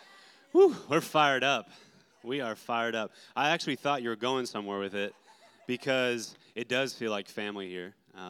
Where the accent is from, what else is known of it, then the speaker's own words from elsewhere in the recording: North Carolina, United States; moved away; also born or lived in Redding, California; I grew up in the Bible Belt, North Carolina, got wrecked by Jesus. We've been spending a lot of years in Redding, California, at Bethel Church